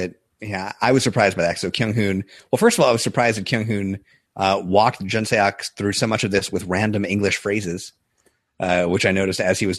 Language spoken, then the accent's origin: English; New York, United States; growing up in New York, you don't learn anything about college sports at all.